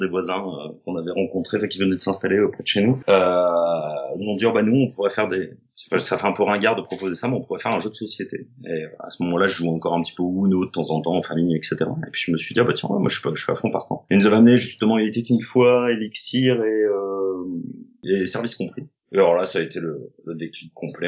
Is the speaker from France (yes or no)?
yes; Avignon, Provence-Alpes-Côte d'Azur, France; now in Aix-en-Provence, France; Je suis d'Avignon originairement, et puis j'ai fait mes études à Aix, en fait. Et là, ça fait 22-23 bah, ans que je suis sur Aix